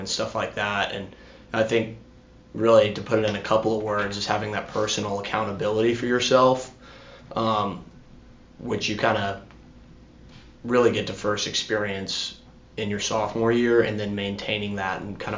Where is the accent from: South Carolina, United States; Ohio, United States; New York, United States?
South Carolina, United States; Greenville; now in Charleston, United States; I'm from Greenville, South Carolina, born and raised there